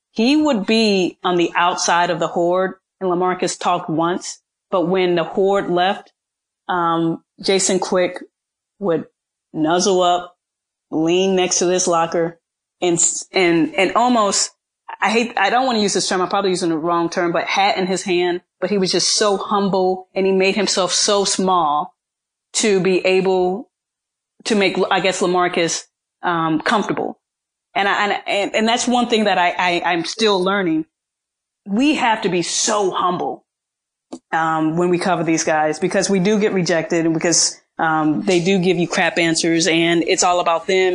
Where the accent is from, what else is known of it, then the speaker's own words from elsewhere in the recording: Midwest, United States; moved away; I'm from the Midwest